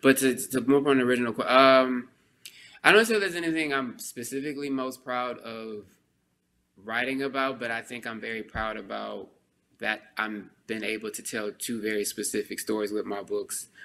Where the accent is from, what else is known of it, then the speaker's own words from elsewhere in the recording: Texas, United States; I'm a Texan